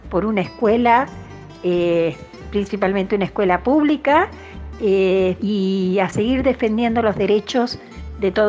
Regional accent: Villa Paranacito, Entre Ríos, Argentina; de Villa Paranacito

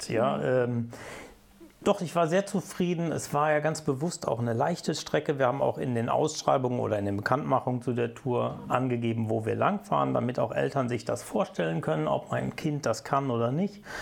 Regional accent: Lower Saxony, Germany; ich bin eine Zeit lang in der Nähe von Hannover groß geworden oder habe in der Nähe von Hannover gelebt

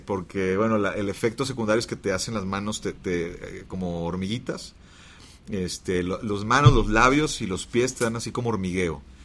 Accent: Monterrey, Nuevo León, Mexico; Pero luego regreso a Monterrey, yo soy de Monterrey, regreso a Monterrey

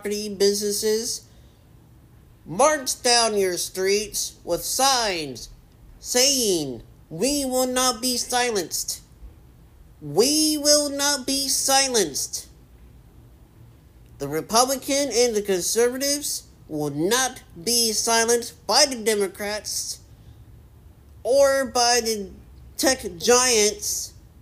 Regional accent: United States; We are Americans.

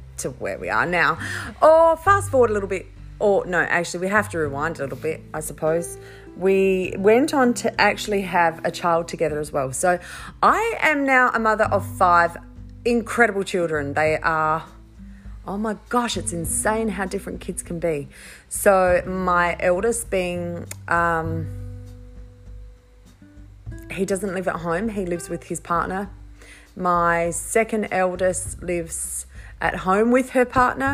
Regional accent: Riverland, South Australia, Australia; also born or lived in Mackay, Queensland; I spent all of my teenage years growing up in the Riverland

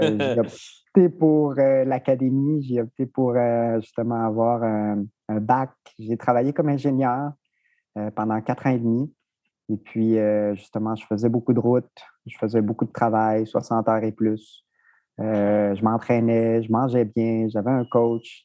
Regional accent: Rimouski, Quebec, Canada; also born or lived in Mexico; now in Montreal, Canada; je suis arrivé à Rimouski à l'âge de 7 ans. Donc, je suis originaire du Mexique

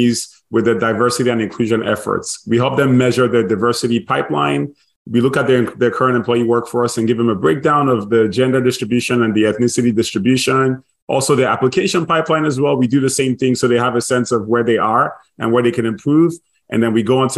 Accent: Nigeria; also born or lived in Dallas / MIT; now in United States; I grew up in Nigeria, born and raised

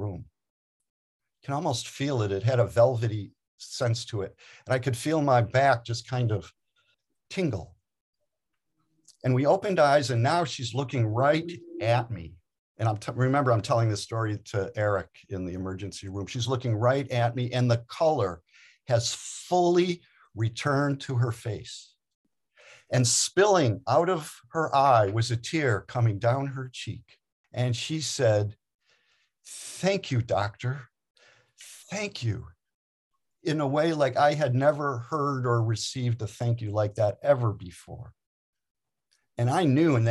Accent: Detroit, Michigan, United States; I'm from Detroit

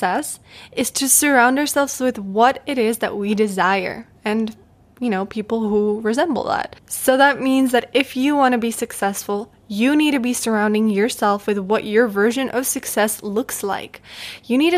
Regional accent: Czechia; moved away as an adult; I love my home country. I love the Czech Republic

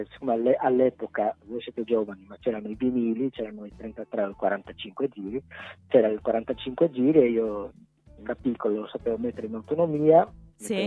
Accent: Pordenone, Friuli-Venezia Giulia, Italy; nato e cresciuto a Villanova

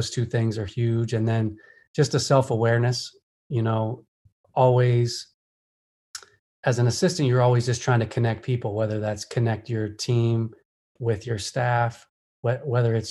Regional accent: Pennsylvania, United States; now in Atlanta, United States; I'm from Pennsylvania, but consider, you know, Atlanta home now being here so long

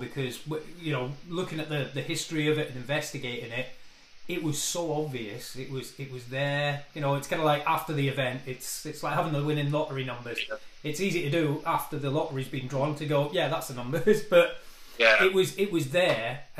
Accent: Scotland, United Kingdom; we're both from Scotland.

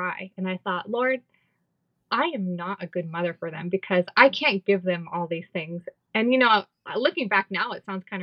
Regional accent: United States; moved away as an adult; now in Belize; I don't know if I'm Mexican, if I'm American, if I'm Belizean

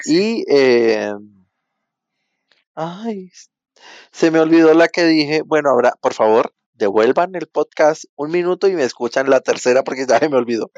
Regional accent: Venezuela; now in Bogotá, Colombia; yo soy venezolano, pero vivo en Bogotá

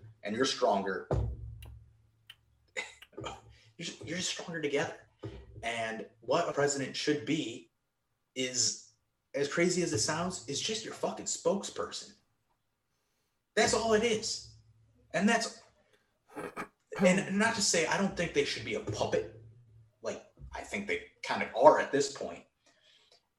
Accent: Virginia, United States; Virginia's my home state.

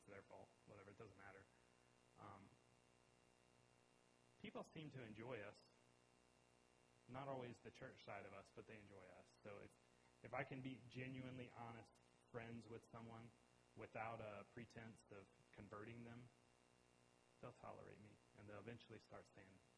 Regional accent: United States; moved away as an adult; now in France; I am an American

